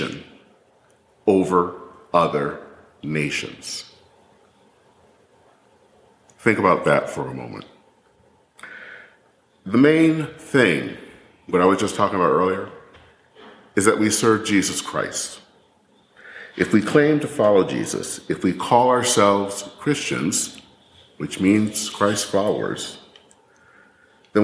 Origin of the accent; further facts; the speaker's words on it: Michigan, United States; moved away; as a little kid back in Michigan, learning how to care for the flag in second grade